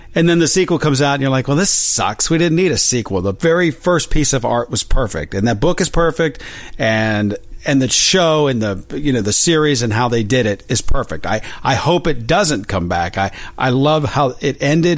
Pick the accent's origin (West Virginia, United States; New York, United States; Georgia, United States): West Virginia, United States; now in Los Angeles, United States; I'm from West Virginia